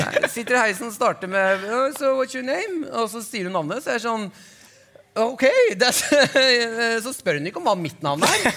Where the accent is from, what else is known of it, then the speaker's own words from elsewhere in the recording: Nesodden, Akershus, Norway; jeg er fra Nesodden